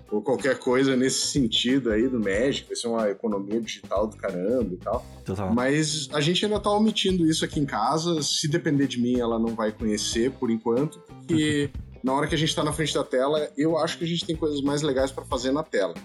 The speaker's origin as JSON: {"language": "Portuguese", "region": "Rio Grande do Sul", "country": "Brazil", "also_born_or_lived": "Brasília", "said": "a minha família toda é aqui do Sul, né? Nós uhum. somos do Rio Grande do Sul"}